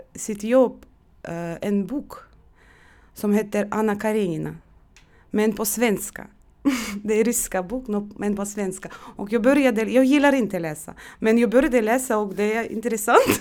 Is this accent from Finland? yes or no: no; Estonia; first language Russian; Swedish is a second language; moved away as an adult; now in Sweden; Jag kunde bara mitt modersmål, ryska språk. Jag kommer från Estland och jag bodde där 30 år och kunde inte estniska.